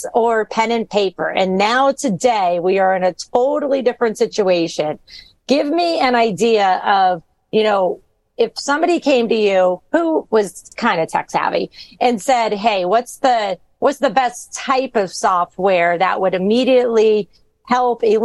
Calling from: Florida, United States; I am calling in from Florida

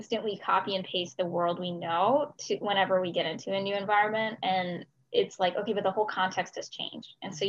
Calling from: Brookhaven, Georgia, United States; also born or lived in Austin, Texas; Yeah, today I'm joining from Austin, Texas, so way in the middle of the country, but normally I'm calling from my home in Brookhaven, Georgia. So same Atlanta atmosphere

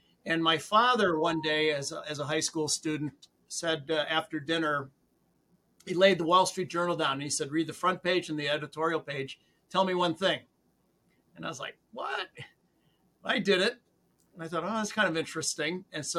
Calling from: Sterling, Massachusetts, United States; My home in Sterling, Massachusetts, about center of the state.

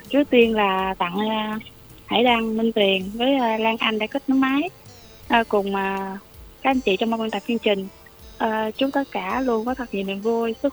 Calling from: Cà Mau, Vietnam; mình ở Cà Mau.

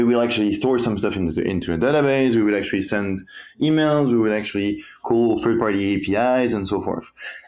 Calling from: London, United Kingdom; Hey Benjamin, I'm from London at the moment.

